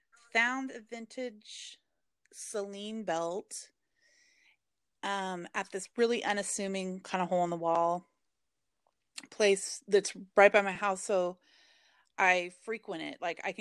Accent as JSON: {"language": "English", "town": "Portland", "region": "Oregon", "country": "United States", "said": "And I'm from Portland, Oregon, so it was like really big."}